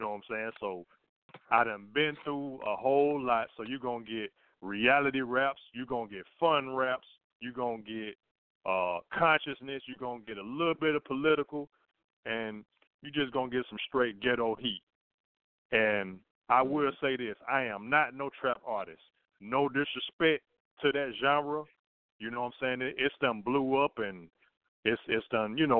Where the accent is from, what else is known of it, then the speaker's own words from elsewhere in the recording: Birmingham, Alabama, United States; down here in Birmingham where I'm from